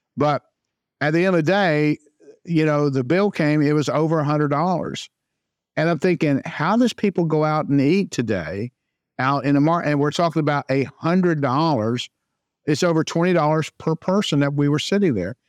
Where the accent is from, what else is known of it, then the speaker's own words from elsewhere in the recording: Jacksonville, Florida, United States; also born or lived in Saint Augustine, Florida; I was born and raised in Jacksonville, Florida